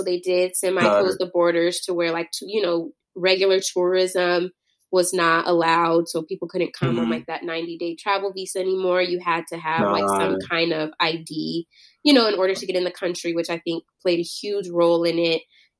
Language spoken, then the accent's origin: English; United States; being a Black person from America, it's just like, you know, we kind of come in at the bottom all the time